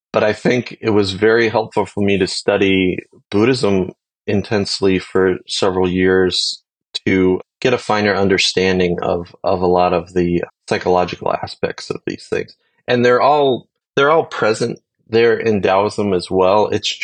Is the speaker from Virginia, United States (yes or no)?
no; California, United States; also born or lived in Idaho; Then I grew up mostly in California and Idaho.